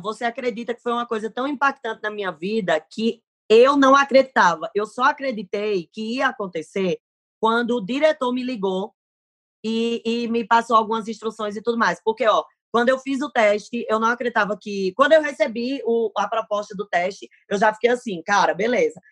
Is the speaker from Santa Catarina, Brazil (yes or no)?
no; Paraíba, Brazil; accent: Nordestino; now in São Paulo, Brazil; eu moro em São Paulo, mas assim, o meu coração, a minha vida, a minha história é Paraíba